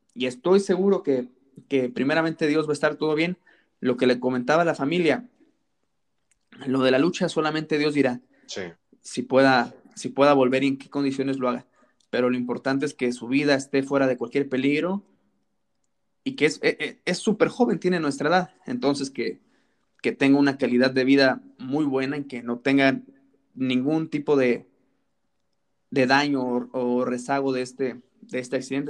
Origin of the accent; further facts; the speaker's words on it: Salamanca, Guanajuato, Mexico; yo soy de Salamanca, Guanajuato